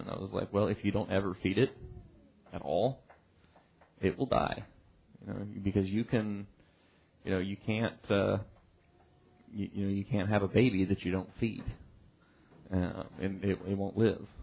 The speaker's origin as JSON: {"language": "English", "country": "United States", "tie": "born or raised there", "said": "growing up in the United States"}